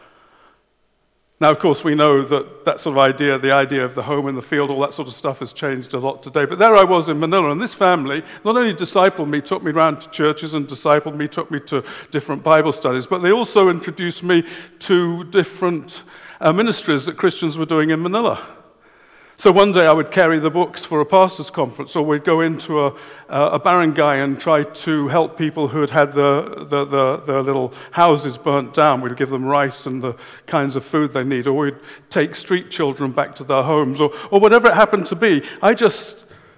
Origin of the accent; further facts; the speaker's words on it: England, United Kingdom; I'm English